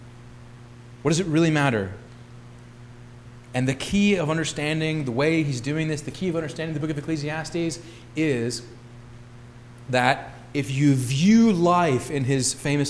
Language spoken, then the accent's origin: English; St. Louis, Missouri, United States; I grew up in West County, St. Louis